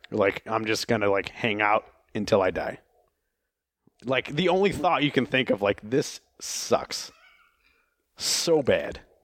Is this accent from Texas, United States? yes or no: no; Oklahoma, United States; in, uh, Oklahoma, where I'm from